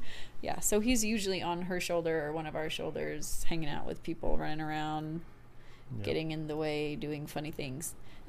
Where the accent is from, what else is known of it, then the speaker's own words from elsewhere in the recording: Trinidad & Tobago; now in Dayton, United States; Rico, fun fact, I'm originally from Trinidad and Tobago. I live in Dayton, Ohio